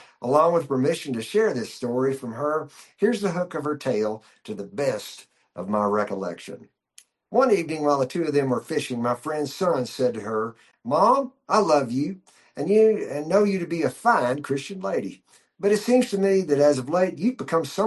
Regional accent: Kentucky, United States; moved away as an adult; also born or lived in Nashville; I was born and raised in Kentucky, then spent a lot of my life in Nashville and finally came west in years later.

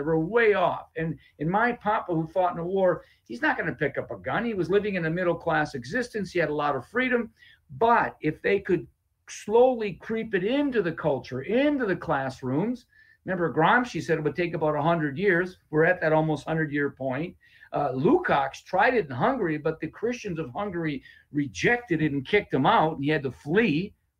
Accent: Appleton, Wisconsin, United States; in my whole neighborhood where I was raised in Appleton

